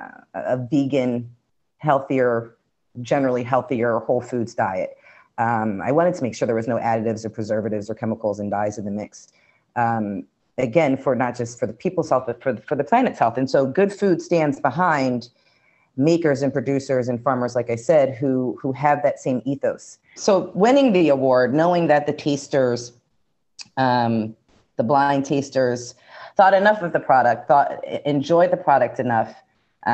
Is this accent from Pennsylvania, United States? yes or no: yes; Philadelphia, Pennsylvania, United States; moved away; also born or lived in Brooklyn, New York; being born and raised in Philly